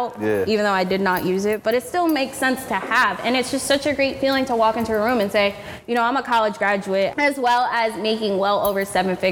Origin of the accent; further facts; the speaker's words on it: Orlando, Florida, United States; now in Miami, United States; I live in Miami, but I'm from Orlando